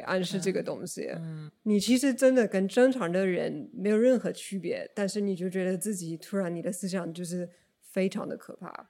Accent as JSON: {"language": "Chinese", "region": "Oregon", "country": "United States", "tie": "born or raised there", "also_born_or_lived": "China / Japan", "second_language": "Chinese", "moved": "as an adult", "said": "我是美国人，呃，在俄勒冈州出生的。但是我在中国工作了几年，呃，也在中国和日本都流水过"}